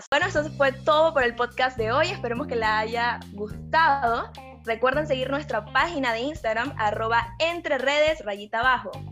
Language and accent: Spanish; Panama; hay que sentirnos orgullosos como panameños